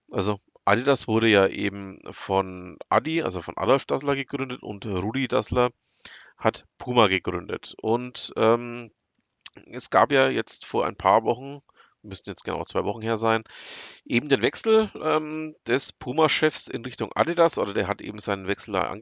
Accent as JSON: {"language": "German", "region": "Bavaria", "country": "Germany", "said": "komme ich aus dem Herzen von Franken, also aus der Nähe von Nürnberg, aber eben auch nicht nur aus der Nähe von Nürnberg, aus dem Landkreis Fürth genauer gesagt."}